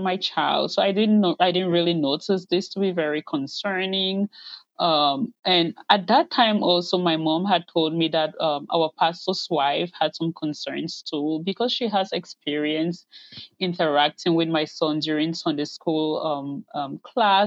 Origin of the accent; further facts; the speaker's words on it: Cameroon; moved away as an adult; now in United States; I'm originally from Cameroon in West Central Africa, but I have lived in the U.S. since 2006.